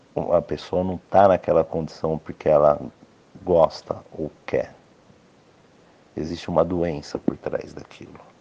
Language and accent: Portuguese; Brazil; Eu, como brasileiro